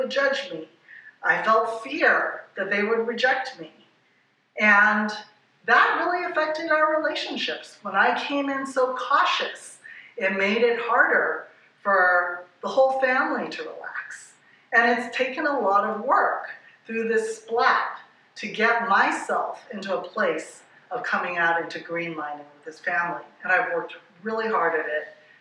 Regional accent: Hawaii, United States; I'm from Hawaii

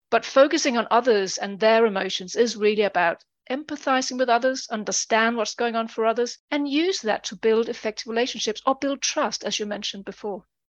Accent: Denmark; moved away as an adult; now in United Kingdom; I'm originally from Denmark. I've lived over twenty years in the U K.

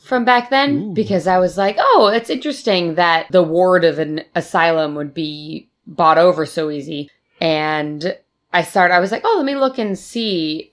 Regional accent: Northeast, United States; moved away; coming from the Northeast

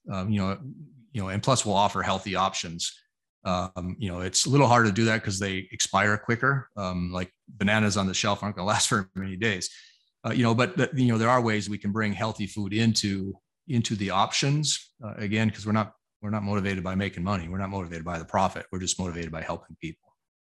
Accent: Arizona, United States; Arizona, my home state

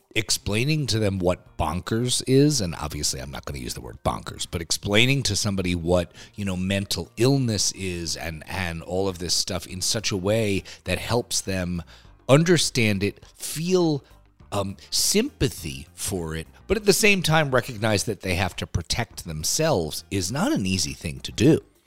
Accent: New York City, New York, United States; I'm a New Yorker

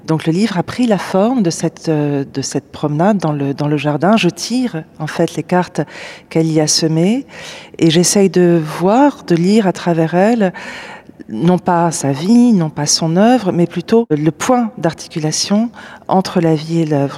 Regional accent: Paris, Île-de-France, France; J'ai grandi à Paris

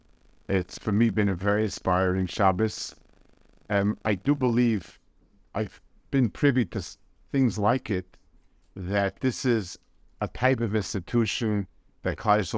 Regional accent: United States; as an American

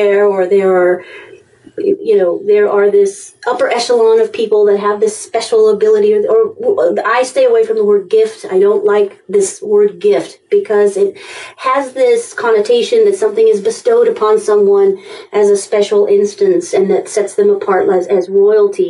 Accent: England, United Kingdom; now in United States; I grew up in England

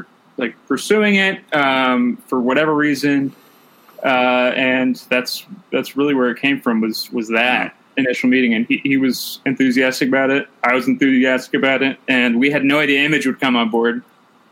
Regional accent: New Jersey, United States; moved away; also born or lived in Burbank, Los Angeles; I'm actually from New Jersey

